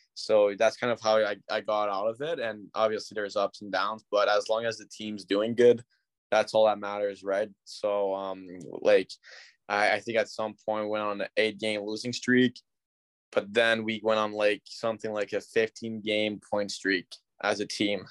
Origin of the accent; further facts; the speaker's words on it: Ottawa, Ontario, Canada; I'm from Ottawa